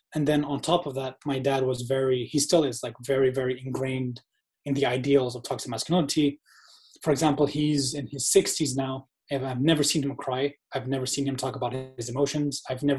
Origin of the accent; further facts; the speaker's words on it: Malaysia; moved away as an adult; also born or lived in Indonesia; so I was born in Indonesia. And then when I was like 1 year old, I moved to Malaysia. And I lived in Malaysia from 1 year old up until 20 years old.